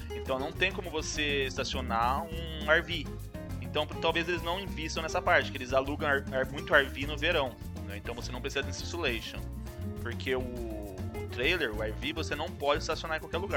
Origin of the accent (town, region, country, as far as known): Brazil